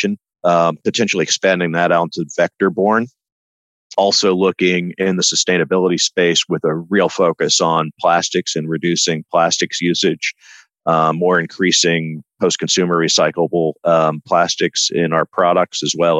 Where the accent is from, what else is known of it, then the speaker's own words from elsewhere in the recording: Midwest, United States; I grew up in the Midwest